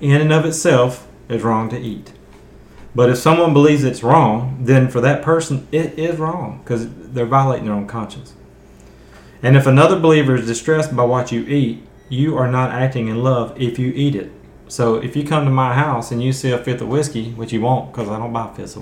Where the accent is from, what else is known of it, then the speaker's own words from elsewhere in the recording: the South, United States; because I'm from the South